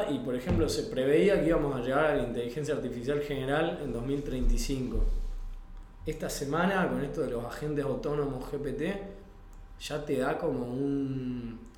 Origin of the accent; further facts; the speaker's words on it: Salta, Argentina; now in Mendoza, Argentina; Soy salteño yo.